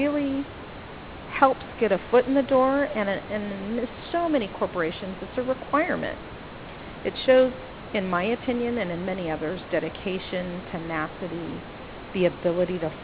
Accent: Los Angeles, California, United States; I grew up in Los Angeles

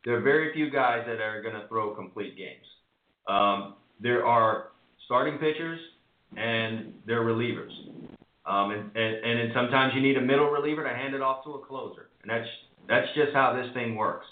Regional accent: New York, United States; I'm a New Yorker

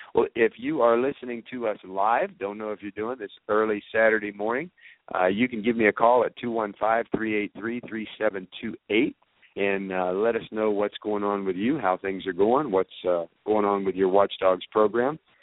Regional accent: Georgia, United States; in our district um, in Georgia. I'm from Georgia

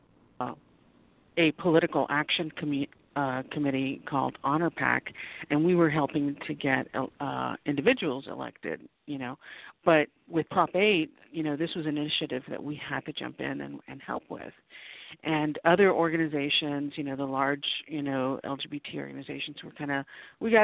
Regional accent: South Texas, United States; moved away as an adult; also born or lived in Nuevo Laredo, Mexico / San Antonio; now in Los Angeles, United States; I'm born and raised in South Texas

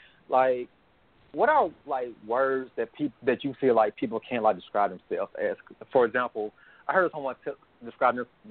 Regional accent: the South, United States; I'm from the South

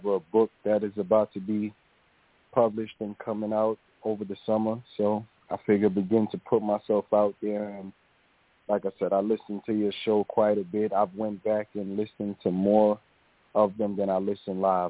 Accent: New York City, New York, United States; I'm from New York

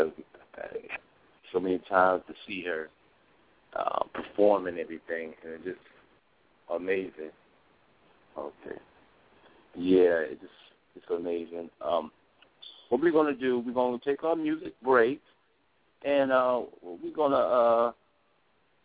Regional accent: Springfield, Massachusetts, United States; my hometown, Springfield, Massachusetts

